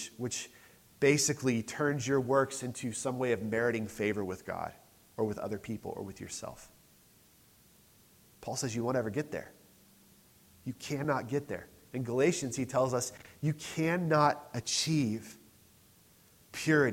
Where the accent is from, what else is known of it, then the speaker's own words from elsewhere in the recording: United States; I'm too American sometimes.